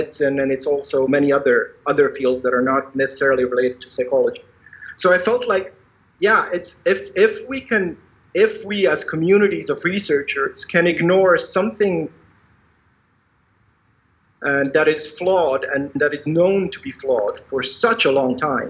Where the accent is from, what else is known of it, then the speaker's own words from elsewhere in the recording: Croatia; moved away as an adult; also born or lived in Netherlands; I come from Croatia, so from how they nowadays call it, the Western Balkans.